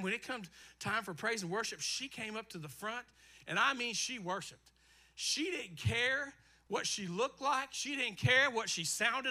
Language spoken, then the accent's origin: English; Eastern Kentucky, United States; I grew up in Eastern Kentucky